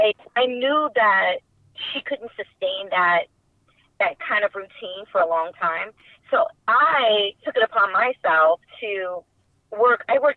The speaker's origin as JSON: {"language": "English", "town": "Queens", "region": "New York", "country": "United States", "tie": "born or raised there", "said": "Growing up in before my mother made the decision to relocate us there, her siblings had already made the decision for themselves. So we already had some of her siblings creating roots in Quee"}